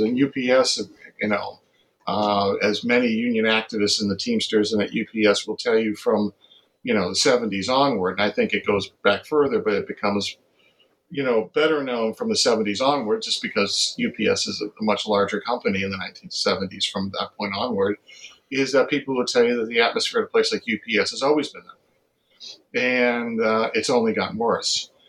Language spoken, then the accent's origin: English; Massachusetts, United States; I grew up in Massachusetts